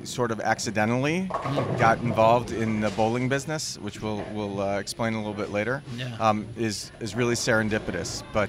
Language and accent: English; Milwaukee, Wisconsin, United States; moved away; I came from Milwaukee, Wisconsin, is where I was raised, which is a major bowling town.